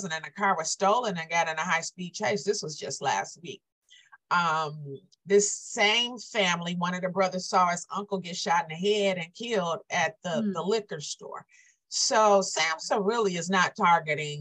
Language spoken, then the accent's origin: English; Inkster, Michigan, United States; also born or lived in Romulus, Michigan; Inkster is my hometown.